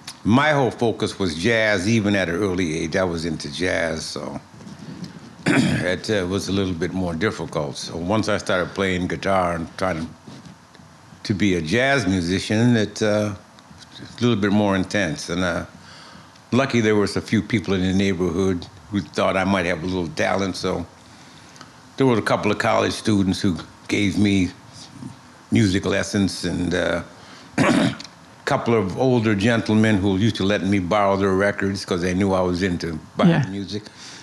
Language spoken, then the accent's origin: English; Ithaca, New York, United States; moved away as an adult; also born or lived in Bronx, New York City; now in New York City, United States; I lived in, mostly in Ithaca, New York. Oh. And I grew up, went to high school and college there. And I moved back to New York in 1980. And I've been here ever since.